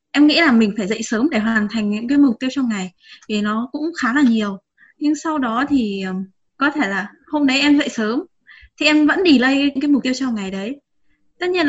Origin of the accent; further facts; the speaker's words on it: Hải Dương, Vietnam; hiện tại em à, đang làm công việc văn phòng kế toán ạ và em đến từ Hải Dương ạ